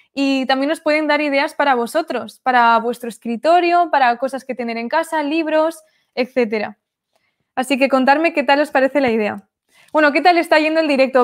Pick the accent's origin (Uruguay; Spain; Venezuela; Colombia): Spain; Zaragoza, Aragon; also born or lived in Sweden; yo soy de España, de Zaragoza, y he vuelto a Zaragoza